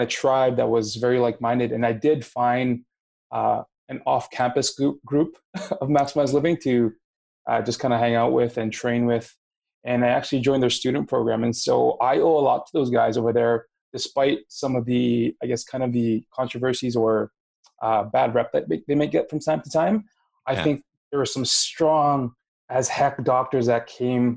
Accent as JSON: {"language": "English", "country": "Canada", "also_born_or_lived": "Minnesota", "moved": "as an adult", "lives_now": "Winnipeg, Canada", "said": "I came from Canada. It was my first time moving away from home, from my mom, from my family"}